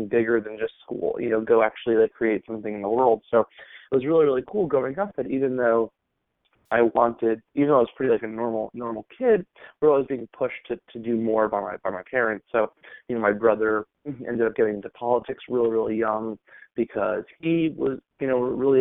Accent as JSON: {"language": "English", "area": "Long Island", "region": "New York", "country": "United States", "tie": "born or raised there", "said": "I grew up in Long Island, New York"}